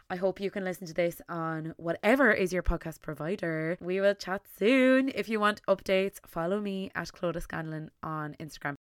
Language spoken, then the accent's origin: English; Tipperary, Munster, Ireland; I am from Tipperary in Ireland